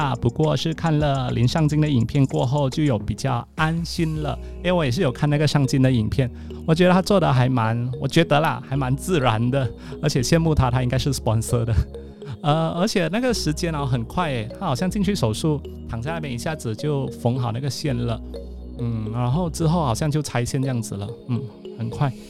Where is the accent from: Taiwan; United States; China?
United States; Alaska; 这个星期我还是在我的老家阿拉斯加录制噜噜啦啦。